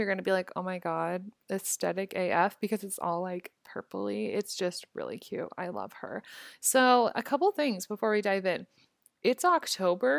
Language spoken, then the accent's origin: English; Omaha, Nebraska, United States; moved away; my hometown in Omaha